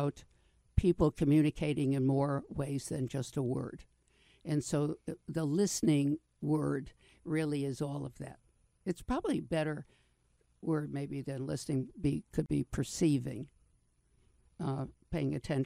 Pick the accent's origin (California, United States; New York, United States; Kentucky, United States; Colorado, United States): New York, United States; I'm from New York, so we say shrink up north